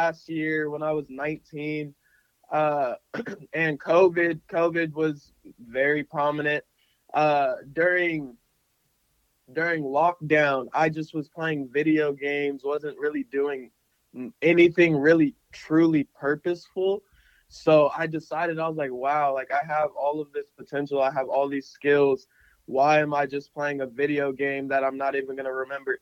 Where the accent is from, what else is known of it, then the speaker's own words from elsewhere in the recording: Phoenix, Arizona, United States; I grew up in Phoenix, Arizona